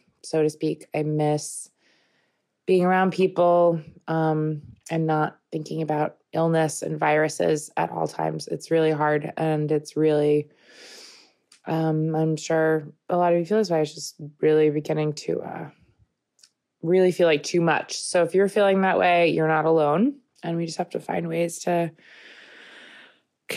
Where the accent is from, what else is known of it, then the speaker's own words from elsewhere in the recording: Long Island, New York, United States; I grew up in Long Island, as did Bobby